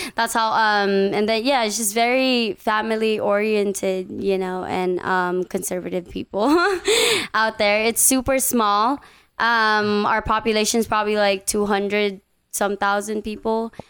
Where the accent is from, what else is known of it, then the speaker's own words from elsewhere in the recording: Guam; moved away as an adult; also born or lived in Philippines; now in Las Vegas, United States; I was born in the Philippines, and then I was pretty much raised on Guam. I moved to Guam when I was like 8-9 years old